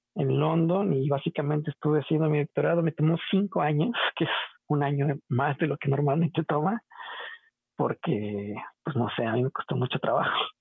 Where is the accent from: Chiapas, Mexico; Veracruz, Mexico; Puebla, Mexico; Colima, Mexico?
Veracruz, Mexico; Xalapa; moved away as an adult; also born or lived in Colorado, United States; soy originario de Jalapa, Veracruz